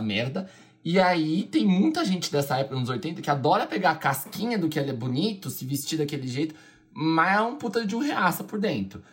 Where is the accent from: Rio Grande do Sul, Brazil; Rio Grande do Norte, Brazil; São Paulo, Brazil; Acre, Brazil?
São Paulo, Brazil; ela é daqui da minha terra, né? Da Leste